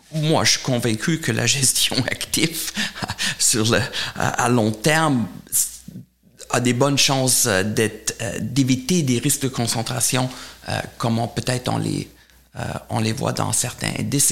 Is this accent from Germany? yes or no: yes; Germany; accent: German; French is a second language; moved away; j'ai un accent allemand, donc je suis allemand